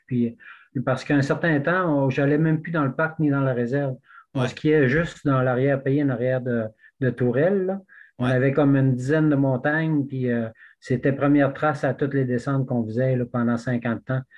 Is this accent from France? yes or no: no; Squatec, Quebec, Canada; also born or lived in Western Canada; now in Gaspésie, Canada; moi, je suis originaire de Québec, mais j'ai grandi plus à Squatek, un petit village dans le Témiscouata.